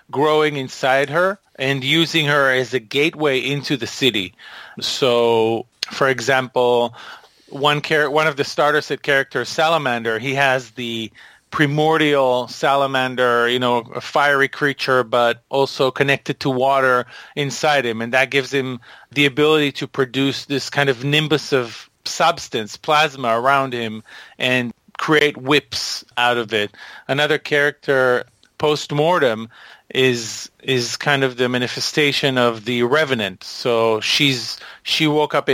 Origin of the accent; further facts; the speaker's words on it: Israel; also born or lived in Boston; I live part of the year in Boston, but most of the year I live in Israel.